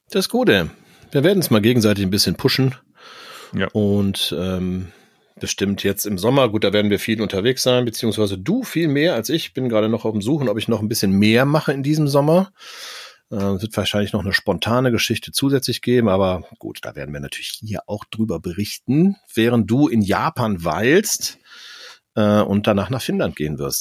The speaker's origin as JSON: {"language": "German", "town": "Cologne", "region": "North Rhine-Westphalia", "country": "Germany", "said": "für mich als Kölner"}